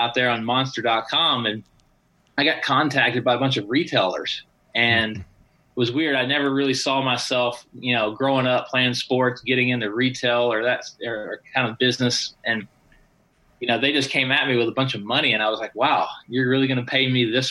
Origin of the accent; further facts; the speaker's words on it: Tennessee, United States; moved away as an adult; also born or lived in Southern California / Palm Springs; now in Las Vegas, United States; I moved from Tennessee, where I grew up, out to Southern California.